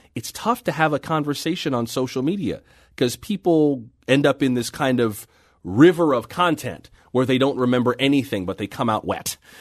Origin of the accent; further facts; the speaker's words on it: Florida, United States; also born or lived in San Francisco; now in Washington, D.C., United States; I'm from Florida by way of San Francisco